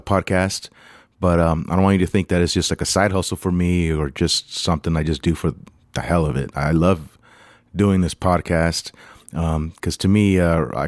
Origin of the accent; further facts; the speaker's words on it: United States; also born or lived in Los Angeles; I'm American, I'm Mexican American.